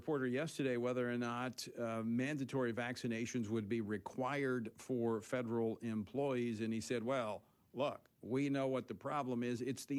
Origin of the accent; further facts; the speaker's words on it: Louisiana, United States; Congressman Steve Scalise of my home state of Louisiana